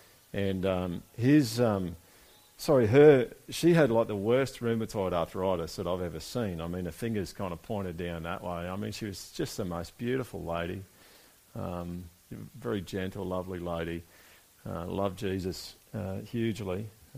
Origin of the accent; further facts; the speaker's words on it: Brisbane, Queensland, Australia; also born or lived in Monto; I was born in Monto. Does anyone know where that is? Okay. I lived there for 2 years. I don't remember anything of it, which might be a good thing. I don't know. Sorry, if you're from Monto, I'm not bagging it. Moved to Brisbane. Lived in Acacia Ridge for about 8 years.